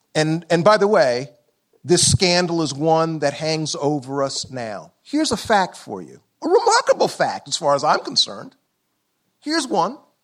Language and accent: English; Columbia, South Carolina, United States; I'm from South Carolina. Columbia, South Carolina, born nineteen fifty-four